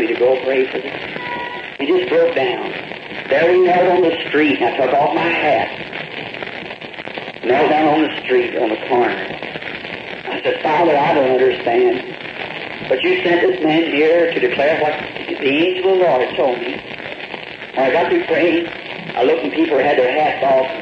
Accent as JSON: {"language": "English", "region": "the South", "country": "United States", "also_born_or_lived": "Indiana", "lives_now": "Jeffersonville, Indiana, United States", "said": "I'm from the South"}